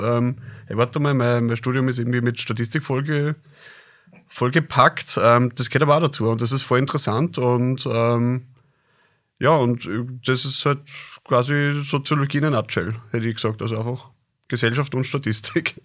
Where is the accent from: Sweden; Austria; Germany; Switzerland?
Austria; Krems, Lower Austria; also born or lived in Linz; ich bin gebürtiger Kremser, also Niederösterreicher